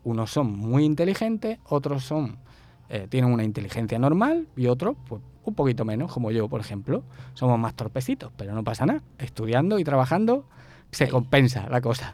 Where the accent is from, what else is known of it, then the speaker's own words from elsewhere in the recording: El Esparragal, Andalusia, Spain; accent: Andalusian (costeño equivalent in Spain); moved away as an adult; also born or lived in Málaga; now in Barranquilla, Colombia; yo soy original de un pueblecito que sería algo así como lo que aquí llamáis una vereda